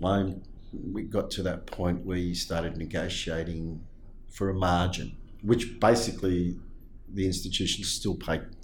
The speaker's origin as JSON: {"language": "English", "country": "Australia", "tie": "born or raised there", "also_born_or_lived": "Leeds, England", "said": "I was born in Headingley, Leeds, in England, and we, my parents emigrated to Australia in 1972 when I was about eight"}